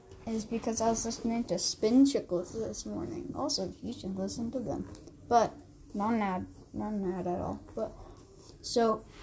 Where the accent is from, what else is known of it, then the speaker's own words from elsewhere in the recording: Canada; we're from Canada